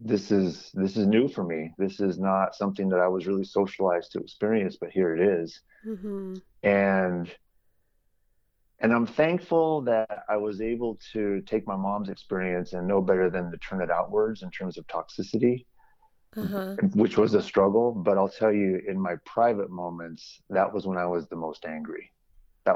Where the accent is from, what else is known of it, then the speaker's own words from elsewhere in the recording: San Jose, California, United States; So I'm originally from San Jose, California, and I grew up in an area called the East Foothills